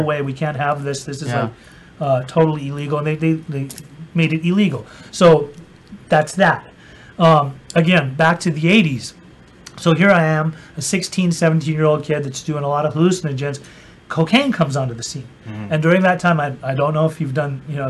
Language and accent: English; Utah, United States; I grew up in Utah